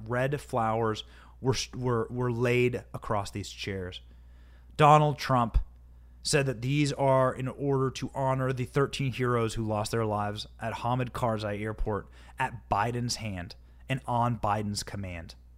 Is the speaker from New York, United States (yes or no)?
no; Iowa, United States; my hometown in Iowa